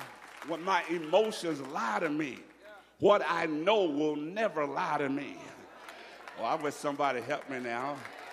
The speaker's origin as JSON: {"language": "English", "region": "Alabama", "country": "United States", "said": "I went to Jamaica, and they knew I was from Alabama. I'm not from Jamaica. I'm from Alabama."}